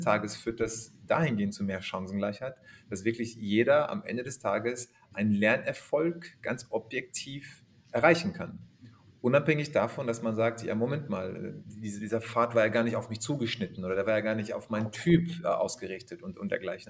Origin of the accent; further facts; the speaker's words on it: Germany; ich bin aber in Deutschland geboren, aufgewachsen.